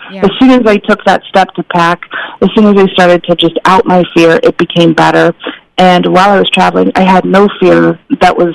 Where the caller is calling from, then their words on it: Portland, Oregon, United States; i'm in portland oregon so it's definitely okay. rainy out here